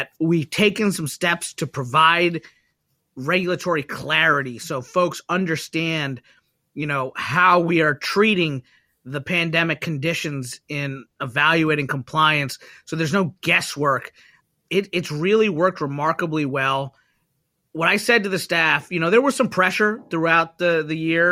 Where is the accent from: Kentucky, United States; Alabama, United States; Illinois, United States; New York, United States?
Kentucky, United States; moved away as an adult; now in Washington, D.C., United States; my home state senator, Senator Mitch McConnell of Kentucky